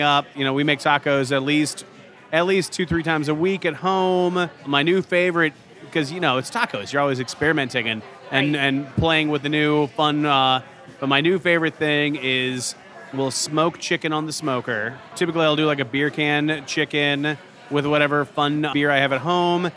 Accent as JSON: {"language": "English", "town": "St. Louis", "region": "Missouri", "country": "United States", "tie": "born or raised there", "moved": "as an adult", "lives_now": "Kansas City, United States", "said": "I grew up in St. Louis"}